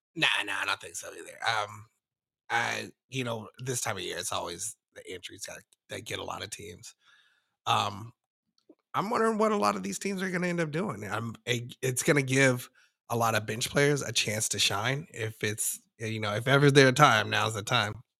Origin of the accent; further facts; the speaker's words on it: Denver, Colorado, United States; I'm from Denver